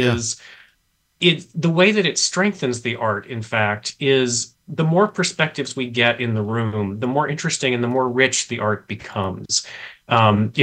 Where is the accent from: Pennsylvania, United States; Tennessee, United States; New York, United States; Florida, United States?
Tennessee, United States; Memphis; I grew up reading in Memphis, Tennessee